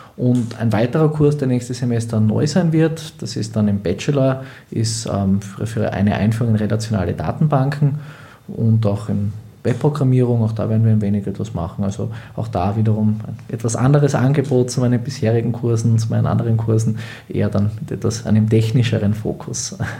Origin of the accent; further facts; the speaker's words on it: Graz, Styria, Austria; moved away as an adult; now in Hildesheim, Germany; Also ursprünglich bin ich eigentlich auch Grazer Südösterreicher